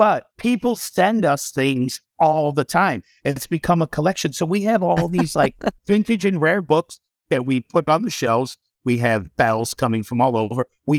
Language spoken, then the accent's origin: English; Ireland; And us being two Irish Catholic boys that are a little bit alternative thinkers, we can relate to that too.